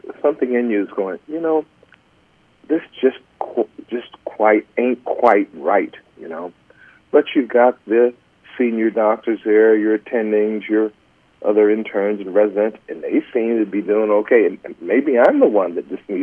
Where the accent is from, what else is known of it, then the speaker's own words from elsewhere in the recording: Los Angeles, California, United States; moved away; I grew up in South Central L.A.